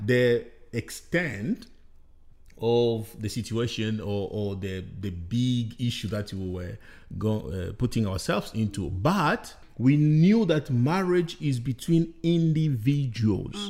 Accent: DR Congo; moved away as an adult; also born or lived in Rwanda; I'm from the Democratic Republic of Congo

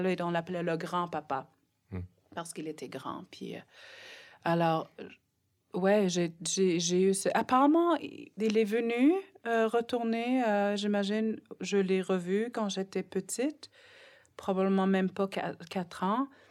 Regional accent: Nunavik, Quebec, Canada; French is a second language; dans mon petit village à saint il y avait loin de 800 personnes

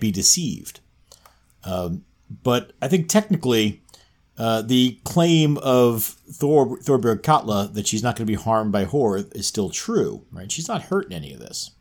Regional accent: New York, United States; I grew up in New York

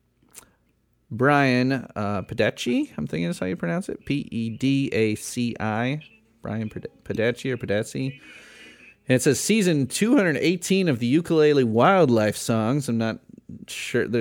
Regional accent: Midwest, United States; I grew up in the Midwest.

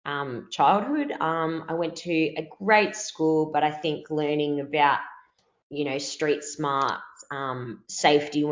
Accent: Melbourne, Victoria, Australia; accent: Victorian; I'm from Melbourne, Australia

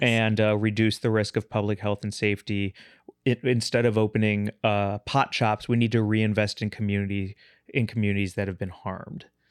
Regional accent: St. Louis, Missouri, United States; I'm from Saint Louis, too.

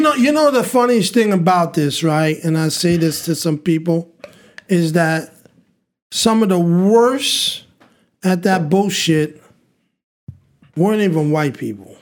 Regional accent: Montreal, Quebec, Canada; we grew up in Burgundy, and Burgundy is just downtown

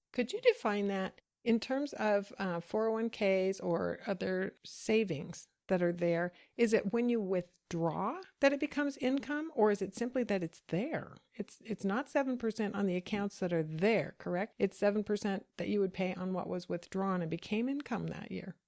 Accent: United States; as an American

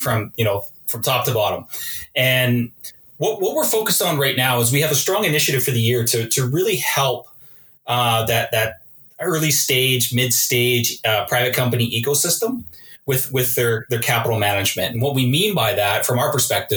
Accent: Edmonton, Alberta, Canada; I'm an Alberta boy. I was born here in Edmonton. Grew up in Edmonton during the Gretzky dynasty.

